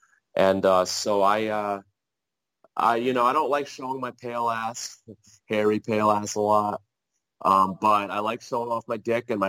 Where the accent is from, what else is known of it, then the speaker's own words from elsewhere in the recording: New Jersey, United States; I am from Jersey